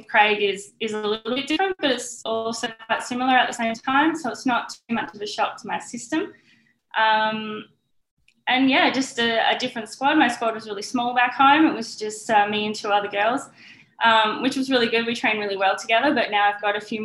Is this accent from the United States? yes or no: no; Perth, Western Australia, Australia; born and bred in Perth. I haven't ever lived anywhere else.